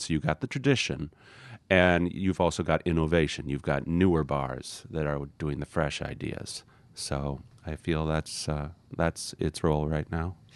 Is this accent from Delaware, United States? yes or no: no; Wisconsin, United States; I'm from Wisconsin, and a lot of people drink old fashions